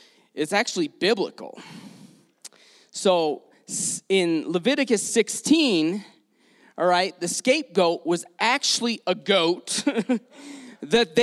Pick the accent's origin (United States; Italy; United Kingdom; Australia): United States; Detroit, Michigan; also born or lived in San Diego; now in Salt Lake City, United States; I grew up in Detroit